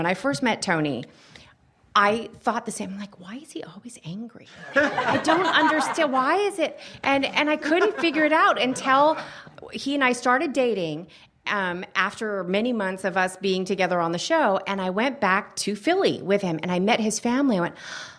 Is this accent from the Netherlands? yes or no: yes; Netherlands; moved away; also born or lived in California; Growing up in the Netherlands, and then I moved to California.